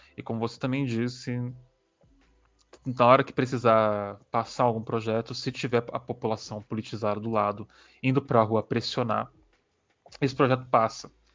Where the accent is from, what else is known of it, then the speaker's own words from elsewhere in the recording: São Paulo, Brazil; nós que somos de São Paulo